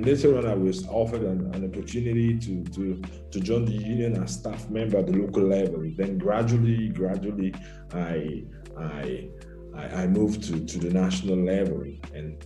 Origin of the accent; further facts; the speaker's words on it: Cameroon; moved away as an adult; now in Italy; My home country is Cameroon in Central Africa. I was born in Cameroon and I came to Italy about 22 years back.